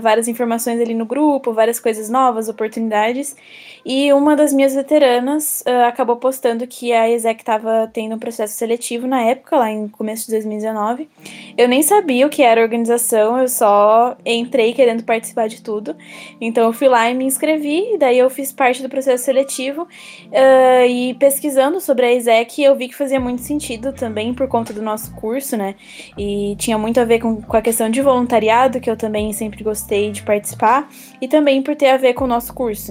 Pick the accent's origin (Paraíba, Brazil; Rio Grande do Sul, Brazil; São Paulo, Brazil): São Paulo, Brazil; Jundiaí; moved away as an adult; now in Pelotas, Brazil; eu sou do interior de São Paulo, de uma cidade chamada Jundiaí, e vim para Pelotas por conta da universidade